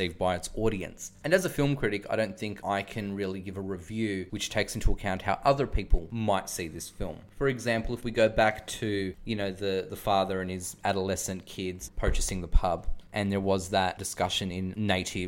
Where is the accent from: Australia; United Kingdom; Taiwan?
Australia; as an Australian who's always lived in the Western suburbs, who comes from an immigrant background